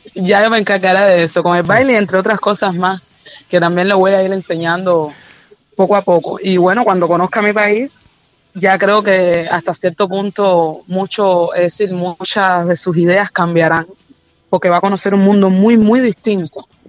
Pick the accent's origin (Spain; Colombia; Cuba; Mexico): Cuba; aquí en Cuba